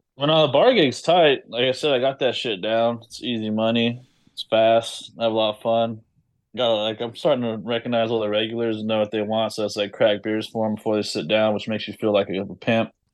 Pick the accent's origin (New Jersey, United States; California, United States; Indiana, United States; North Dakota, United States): California, United States; Los Angeles; moved away; I'm from Los Angeles